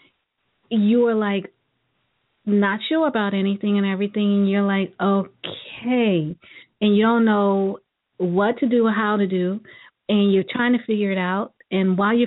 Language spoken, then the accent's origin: English; New York City, New York, United States; moved away; I'm originally from Brooklyn